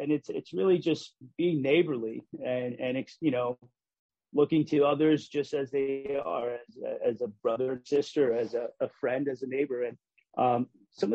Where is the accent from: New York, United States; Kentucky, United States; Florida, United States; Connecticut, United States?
Connecticut, United States; Hartford; I mean, I grew up in Hartford. Probably the first time I stepped into the legislative office building was when I was in college.